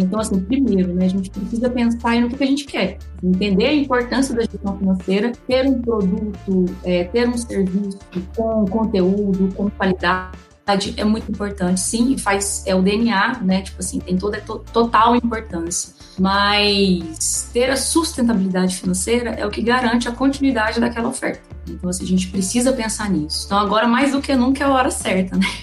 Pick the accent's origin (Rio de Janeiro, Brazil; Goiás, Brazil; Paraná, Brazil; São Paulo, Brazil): Goiás, Brazil; Goiânia; eu sou aqui de Goiânia